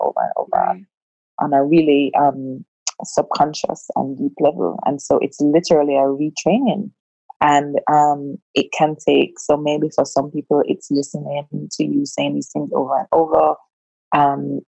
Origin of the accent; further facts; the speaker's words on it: Jamaica; being a Jamaican